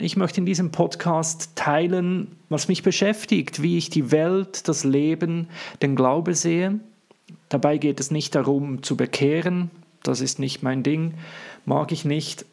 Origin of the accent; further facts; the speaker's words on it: Switzerland; accent: Swiss; first language Swiss German; ich komme, wie man es hört, in meinem wunderbaren Dialekt nicht aus Deutschland, sondern aus der schönen Schweiz.